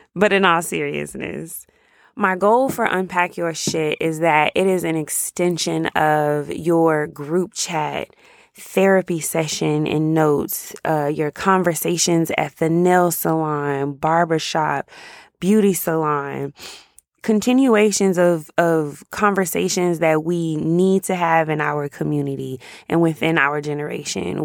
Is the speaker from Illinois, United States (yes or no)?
no; Jacksonville, Florida, United States; moved away as an adult; now in Dallas, United States; I live in Dallas. I've been here since about two thousand eleven, but I grew up in Jacksonville, Florida.